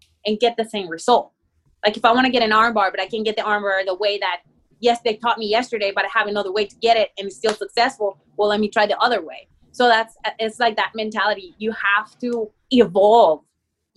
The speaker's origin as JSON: {"language": "English", "country": "Mexico", "second_language": "English", "moved": "yes", "lives_now": "United States", "said": "I'm from Mexico and I have an accent"}